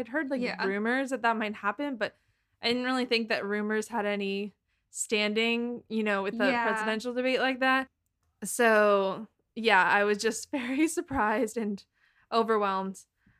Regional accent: Massachusetts, United States; I don't have a Boston accent. I just want to say this real fast. I'm born and raised in Massachusetts. I don't have that accent.

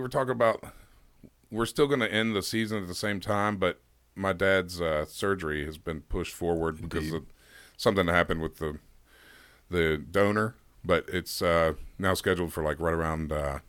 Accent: Nebraska, United States; accent: Nebraska; I was told that my Nebraska accent was really bad, so I don't want to do a New Jersey accent.

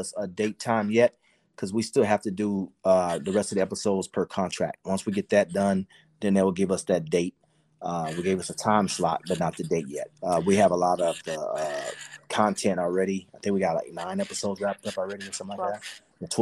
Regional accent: San Antonio, Texas, United States; moved away as an adult; also born or lived in Los Angeles, California; We came to San Antonio to start the show, you know, and my hometown. So we came down here to my hometown and started

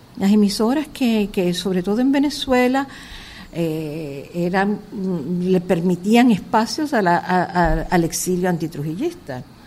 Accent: Santo Domingo, Distrito Nacional, Dominican Republic; also born or lived in Cuba / Paris, France / New York, United States; yo nací en Villa Francisca, por ahí y después ya eh, nos mudamos a Villajuana

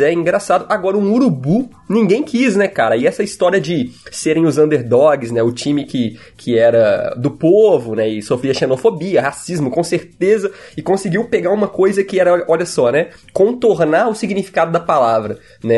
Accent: Minas Gerais, Brazil; accent: mineiro; eu sou bem mineiro mesmo

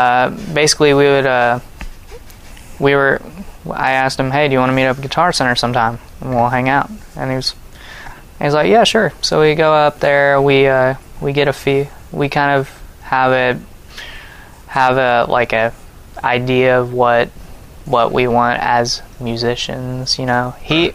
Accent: Russellville, Arkansas, United States; born there; Well, so I was born in Russellville.

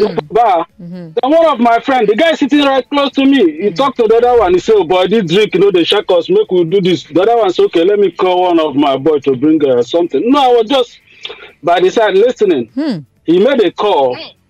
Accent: Nigeria; now in United States; So I grew up in the Gondo side.

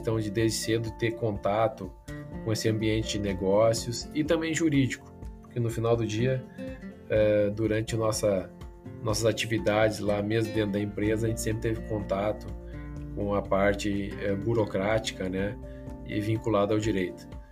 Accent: Frederico Westphalen, Rio Grande do Sul, Brazil; eu nasci no interior, em Frederico Westphalen, e tive o incentivo do meu pai, que sempre foi empresário. Então, desde muito cedo, acabei é, trabalhando com ele dentro da empresa.

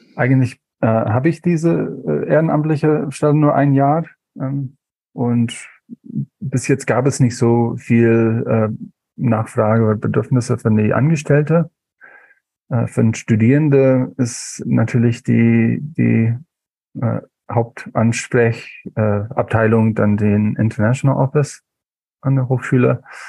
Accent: Alaska, United States; German is a second language; moved away as an adult; now in Eberswalde, Germany; ich komme ursprünglich aus Bundesstaat Alaska

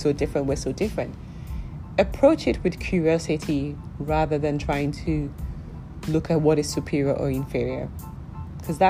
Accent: Nigeria; I'm Nigerian

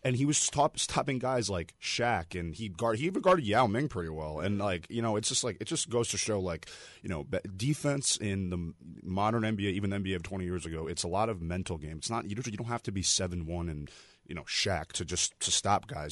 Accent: New York, United States; I'm from New York

